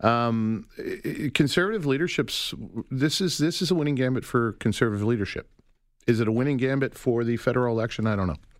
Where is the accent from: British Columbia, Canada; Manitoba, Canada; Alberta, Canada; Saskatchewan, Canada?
Alberta, Canada; Calgary; I'm from Calgary. I grew up in Calgary